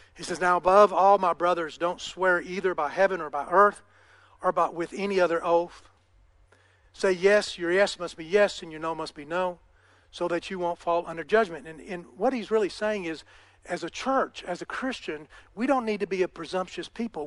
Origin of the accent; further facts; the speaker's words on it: United States; I'm an American